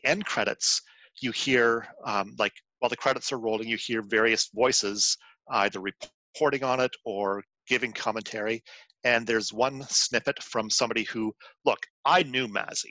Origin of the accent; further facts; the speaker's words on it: Canada; speaking as a Canadian